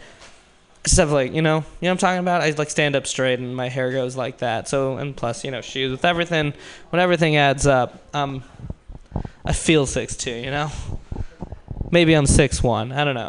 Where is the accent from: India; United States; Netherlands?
India; because I'm Indian, people just assume I'm short.